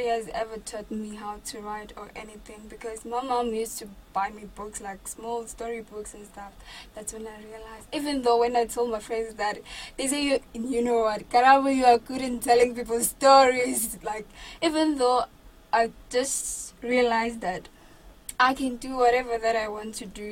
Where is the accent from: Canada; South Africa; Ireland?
South Africa; I come from Summer Paper Village. It's a very small place, still developing, of course.